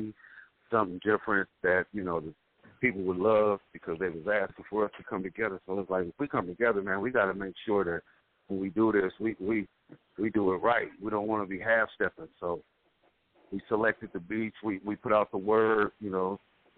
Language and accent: English; Sacramento, California, United States; I'm from Sacramento